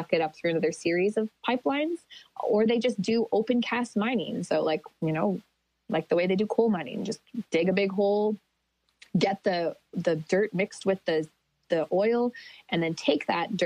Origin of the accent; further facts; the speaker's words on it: Athabasca Chipewyan First Nation, Alberta, Canada; I'm from a community called Athabasca Chipewyan First Nation, and we're downstream from the Alberta tar sands.